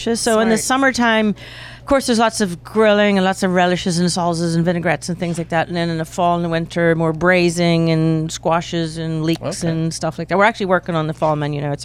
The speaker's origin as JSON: {"language": "English", "region": "Northern Ireland", "country": "United Kingdom", "tie": "born or raised there", "moved": "yes", "lives_now": "Pittsburgh, United States", "said": "I was raised in Northern Ireland, is where I was born and raised, and born bred and buttered"}